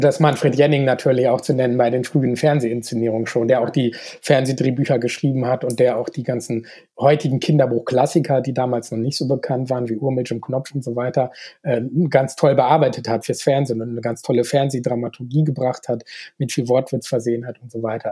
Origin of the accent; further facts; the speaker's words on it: Bremen, Germany; moved away as an adult; now in Augsburg, Germany; ich komme ja aus der Nähe von Bremen ursprünglich und bin da zur Schule gegangen